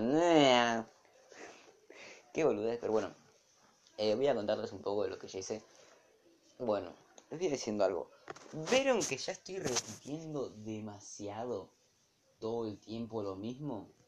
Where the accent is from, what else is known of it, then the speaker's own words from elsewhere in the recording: Argentina; soy de Argentina, aunque el idioma ponga eh, Bolivia, pero yo no soy un boliviano